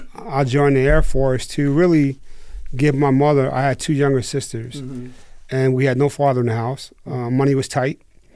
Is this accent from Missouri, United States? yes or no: no; New Jersey, United States; moved away; I'm originally from New Jersey.